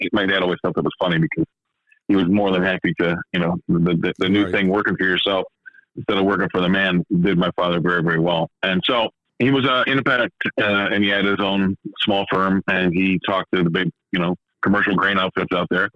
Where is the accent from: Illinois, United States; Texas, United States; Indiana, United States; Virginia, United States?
Illinois, United States; Chicago; moved away as an adult; also born or lived in Des Moines, Iowa / Lake Minnetonka / London; we grew up in Chicago, went to high school in Chicago